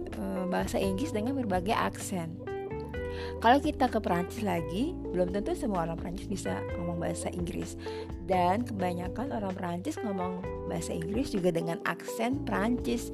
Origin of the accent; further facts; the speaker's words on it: Indonesia; saya Indonesia